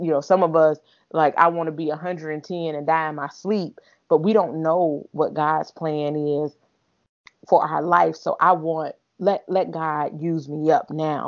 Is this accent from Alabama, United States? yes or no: yes; Alabama, United States; moved away; from Alabama, where I'm originally from